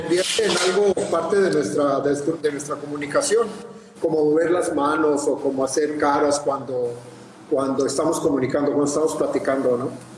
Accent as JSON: {"language": "Spanish", "town": "Mexicali", "region": "Baja California", "country": "Mexico", "said": "de Mexicali, de donde yo soy"}